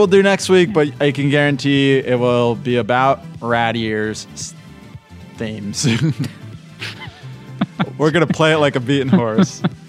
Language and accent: English; Pennsylvania, United States; We're from the Lehigh Valley area of Pennsylvania. And being a Catholic school kid, my brother went to Central Catholic.